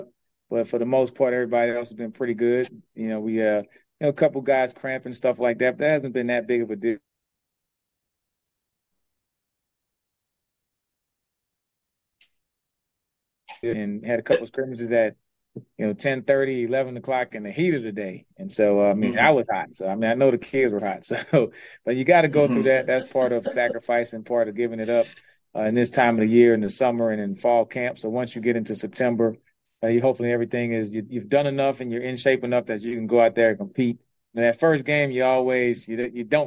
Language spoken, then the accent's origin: English; New Orleans, Louisiana, United States; I grew up in New Orleans